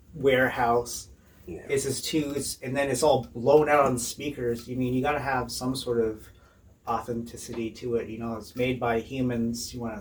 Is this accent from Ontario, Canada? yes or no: no; British Columbia, Canada; now in Seattle, United States; I'm from British Columbia.